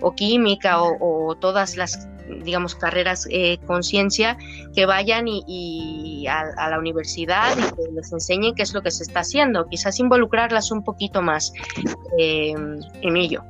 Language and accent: Spanish; Villa de Álvarez, Colima, Mexico; moved away; soy de Colima, eh, mi, barrio era Villa de Álvarez